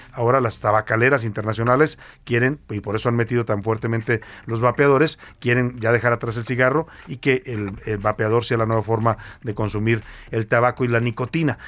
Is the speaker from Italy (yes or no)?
no; Guadalajara, Jalisco, Mexico; nací en el Hospital Civil de Guadalajara